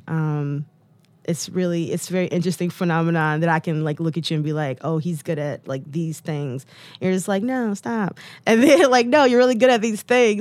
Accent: Detroit, Michigan, United States; I'm from Detroit

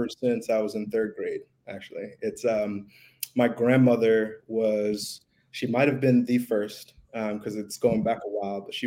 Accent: Westchester, New York, United States; also born or lived in Harlem, New York City; I grew up in New York, actually, about like 25 minutes outside of the city.

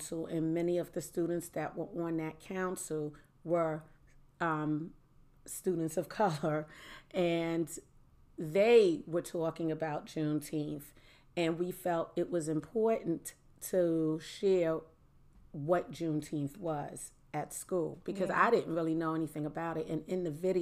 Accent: New York City, New York, United States; I grew up in Harlem.

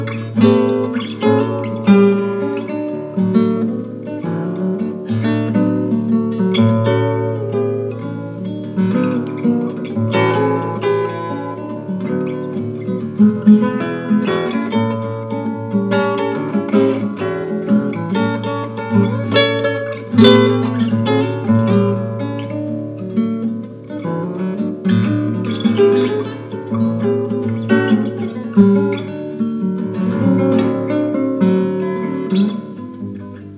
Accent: Hawaii, United States; For us Hawaiians

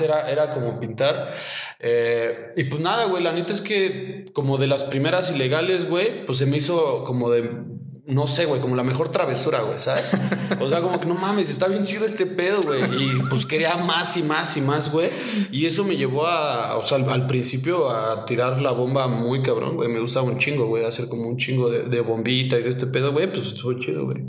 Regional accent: Cuautitlán Izcalli, State of Mexico, Mexico; yo soy eh, del Estado de México, Cotlán Iscali. Eh, pues ahora sí que crecí ahí en, Infonavit Norte

